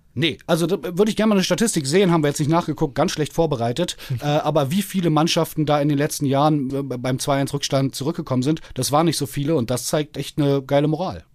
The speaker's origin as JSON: {"language": "German", "region": "Berlin", "country": "Germany", "tie": "born or raised there", "said": "als geborener Berliner"}